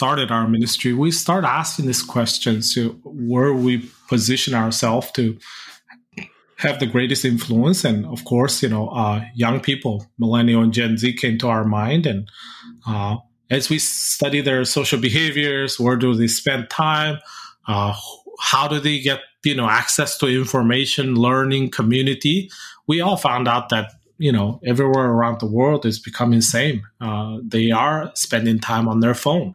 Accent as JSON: {"language": "English", "country": "Mongolia", "tie": "born or raised there", "said": "when I grew up in Mongolia"}